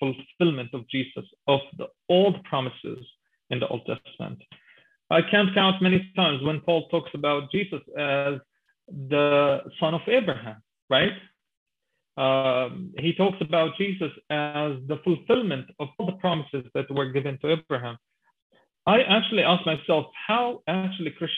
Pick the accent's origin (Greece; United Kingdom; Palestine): Palestine; Gaza Strip; I grew up in Gaza Strip during the first Intifada